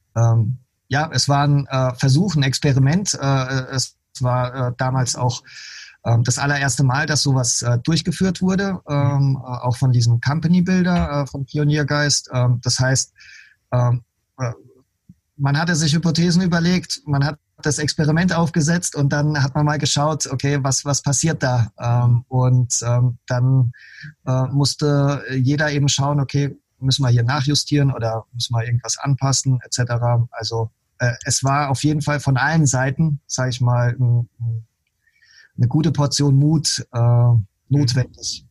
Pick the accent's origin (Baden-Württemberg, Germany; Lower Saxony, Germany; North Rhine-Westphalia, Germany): Baden-Württemberg, Germany; Heidelberg area; ich komme ja aus dem Heidelberger Raum